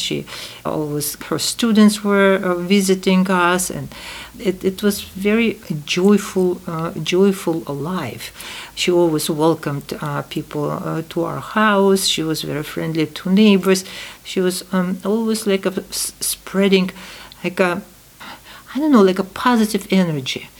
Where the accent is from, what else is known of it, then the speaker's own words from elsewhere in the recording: Tashkent, Uzbekistan; English is a second language; moved away; ten, years after the war, I was born in Tashkent